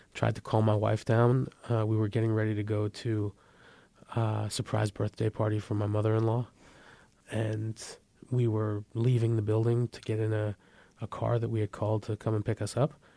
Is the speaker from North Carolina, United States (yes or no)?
no; San Francisco Bay Area, California, United States; They got married, they had my brother and I, raised us in, in the San Francisco Bay Area